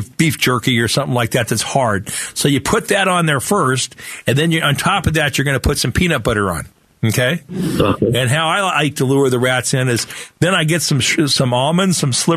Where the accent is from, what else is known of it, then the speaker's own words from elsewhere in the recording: Phoenix, Arizona, United States; I grew up here in Sunny Slope